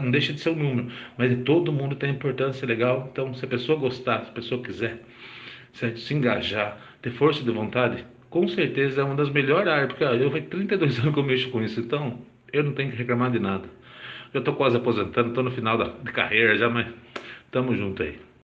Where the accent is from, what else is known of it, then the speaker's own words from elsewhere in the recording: Bragança Paulista, São Paulo, Brazil; sou de Bragança Paulista